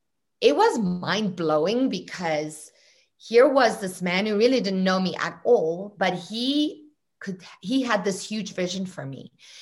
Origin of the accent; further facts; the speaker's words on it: South Africa; I don't think it's so much South Africa as it is my family, my home, my parents. Look, South Africa is wa